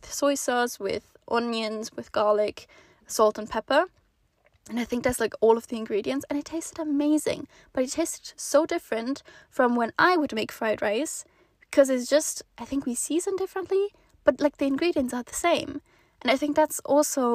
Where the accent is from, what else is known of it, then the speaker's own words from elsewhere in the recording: Switzerland; moved away as an adult; also born or lived in Netherlands; Swiss person